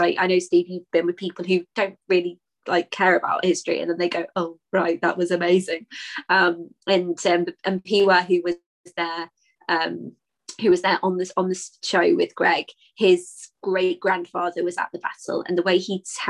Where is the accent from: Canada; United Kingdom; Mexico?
United Kingdom; as British people